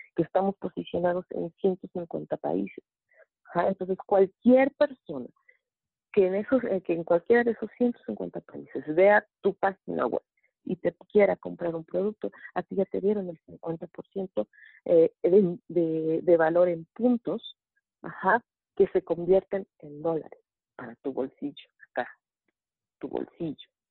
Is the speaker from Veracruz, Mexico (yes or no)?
no; Mexico City, Mexico; soy de la Ciudad de México